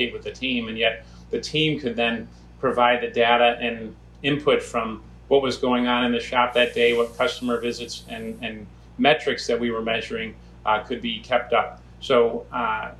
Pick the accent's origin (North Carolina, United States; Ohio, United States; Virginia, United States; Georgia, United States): Ohio, United States; Cleveland; moved away as an adult; My wife's from Cleveland, I'm from Cleveland